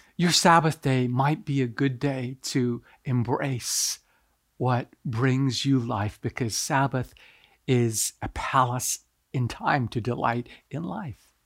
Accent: Japan; moved away; I'm originally from Japan

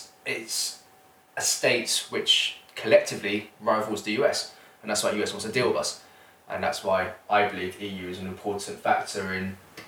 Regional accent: United Kingdom; I am of Oriental descent, but I am born in Britain.

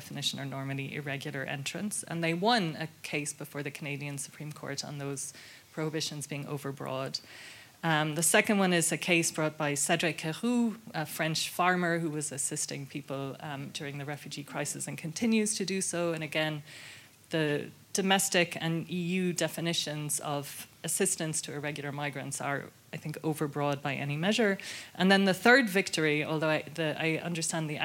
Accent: Ireland; I grew up in Ireland in the 80s

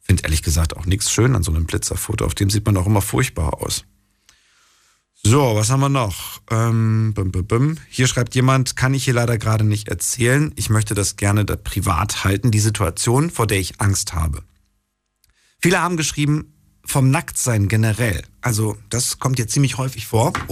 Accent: Mannheim, Baden-Württemberg, Germany; ich bin aus Mannheim.

